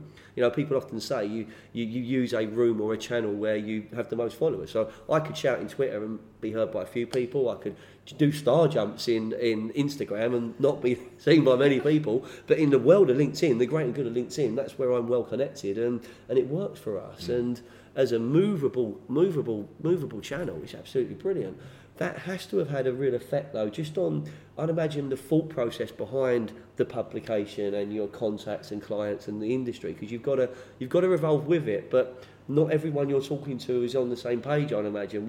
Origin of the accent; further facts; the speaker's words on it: London, United Kingdom; now in Lewes, United Kingdom; I'm a Louisian living in Lewis. Technically they call me a DFL. I'm a down from London. I'm not Sussex born and bred, you know.